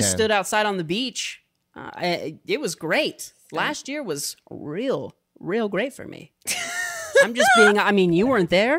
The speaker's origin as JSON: {"language": "English", "region": "Midwest", "country": "United States", "said": "I'm from the Midwest."}